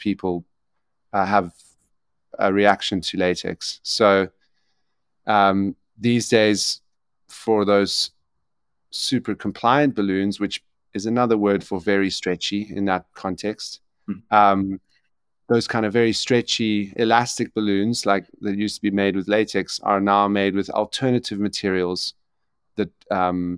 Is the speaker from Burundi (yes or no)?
no; South Africa; also born or lived in Ireland; I'm South African and spend most of my time between South Africa and Ireland